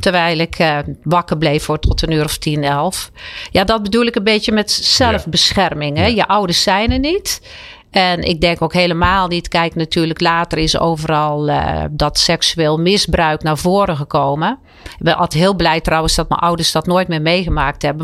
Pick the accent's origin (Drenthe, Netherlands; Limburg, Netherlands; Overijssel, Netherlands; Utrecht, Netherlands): Utrecht, Netherlands; Werkhoven; in mijn geboortedorp Werkhoven